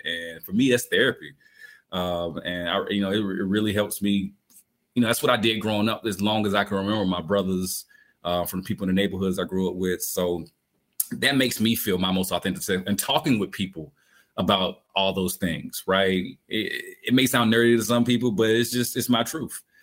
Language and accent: English; Albany, Georgia, United States; when I'm from Albany, Georgia, I remember hanging out with my big brother.